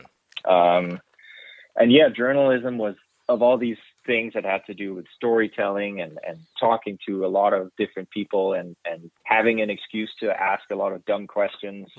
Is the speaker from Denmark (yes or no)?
yes; Denmark; moved away as an adult; also born or lived in London; now in Vancouver, Canada; I'm originally from Denmark